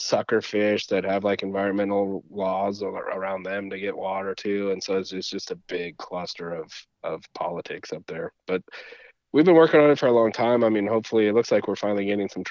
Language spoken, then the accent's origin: English; United States; I grew up in Lake Tahoe, and so it's kind of in between California and Nevada right there.